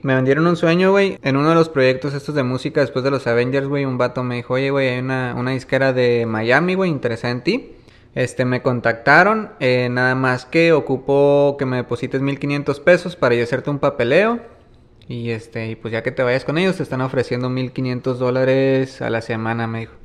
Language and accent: Spanish; Maneadero, Baja California, Mexico; Yo estoy acostumbrado a caminar aquí en Maniaco